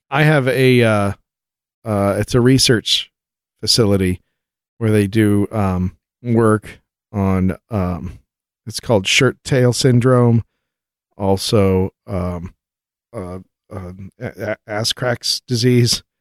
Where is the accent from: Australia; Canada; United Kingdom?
United Kingdom; I'm British, so I have no idea who he is.